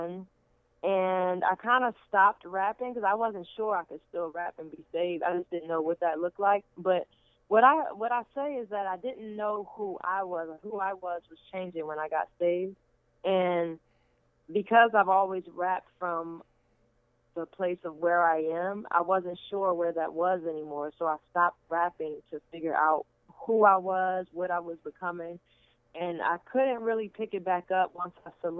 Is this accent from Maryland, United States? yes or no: yes; Baltimore, Maryland, United States; I'm from Baltimore, Maryland